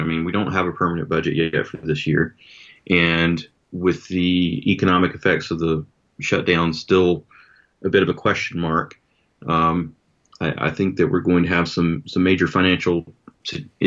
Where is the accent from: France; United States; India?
United States; Anderson, South Carolina; also born or lived in Townville, South Carolina; I was born in Anderson